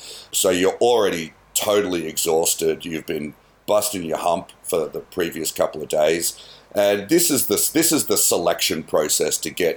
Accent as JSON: {"language": "English", "town": "Canberra", "region": "Australian Capital Territory", "country": "Australia", "tie": "born or raised there", "also_born_or_lived": "Melbourne, Australia", "said": "we moved away from Melbourne to Mornington Peninsula to live in Canberra. And not a lot going on in Canberra in the late 80s, early 90s"}